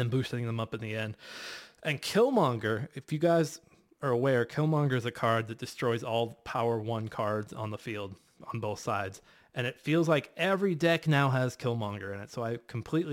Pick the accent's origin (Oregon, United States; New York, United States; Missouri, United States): Missouri, United States; St. Louis; I'm from North St. Louis. 314